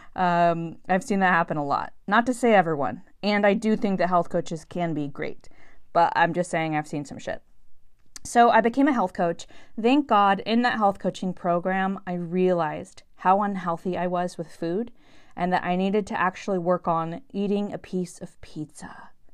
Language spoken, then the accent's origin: English; San Francisco, California, United States; moved away as an adult; also born or lived in Los Angeles / New York City; I was born and raised in San Francisco